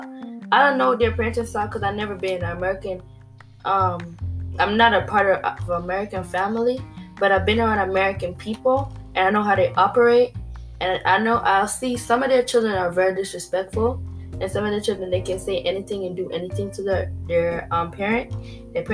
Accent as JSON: {"language": "English", "country": "Jamaica", "tie": "born or raised there", "moved": "yes"}